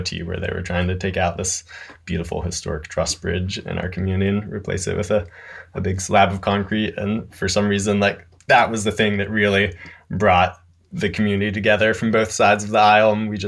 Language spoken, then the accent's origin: English; North Carolina, United States; Yeah, I'm from a super conservative rural part of Western North Carolina, Mass and Cawthorn's district, actually.